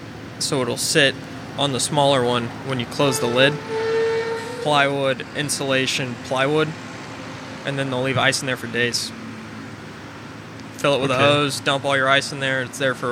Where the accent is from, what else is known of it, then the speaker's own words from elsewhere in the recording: Virginia, United States; born there; But so I was born in Virginia, right outside of D.C., and that was right before 9/11.